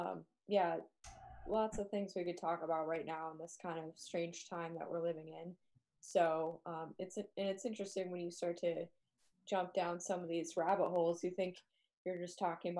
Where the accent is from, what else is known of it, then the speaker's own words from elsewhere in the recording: Maine, United States; I grew up in New England. I grew up in Maine.